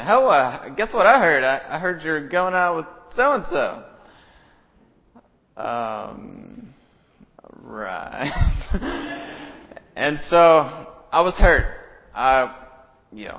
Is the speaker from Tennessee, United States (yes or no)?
yes; Alcoa, Tennessee, United States; my hometown in Alcoa, from my little elementary school that I attended